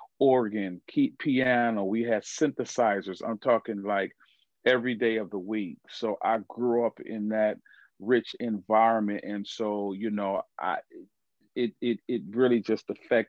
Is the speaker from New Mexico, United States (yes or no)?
no; Evanston, Illinois, United States; I grew up in a place called Evanston, Illinois, which is just north of Chicago, suburb.